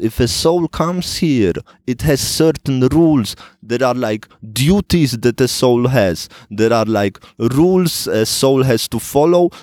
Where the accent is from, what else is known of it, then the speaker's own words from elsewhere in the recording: Switzerland; I grew up in Switzerland in relative poverty.